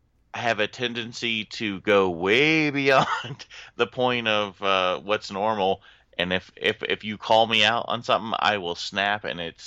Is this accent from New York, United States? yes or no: no; Orlando, Florida, United States; now in Charleston, United States; I came from Orlando and came to Charleston, so came from Southern Baptist is where I came from.